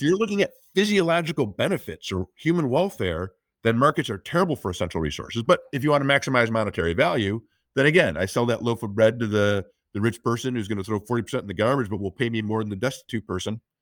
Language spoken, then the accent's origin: English; United States; I'm an American